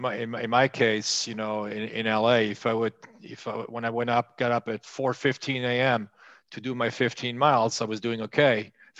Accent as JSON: {"language": "English", "area": "Alsace-Lorraine", "region": "Grand Est", "country": "France", "tie": "born or raised there", "moved": "as an adult", "lives_now": "United States", "said": "I was born and raised in France. I'm half French, half German. I'm from the northeast of France originally, the Alsace-Lorraine, which is a region that was fought back and forth between France and Germany. It changed hands five times between 1870 and 1944."}